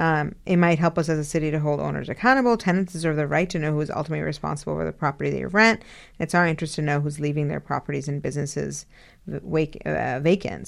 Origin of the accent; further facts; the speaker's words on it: Karachi, Sindh, Pakistan; now in Cambridge, United States; my homeland. I was born in Karachi.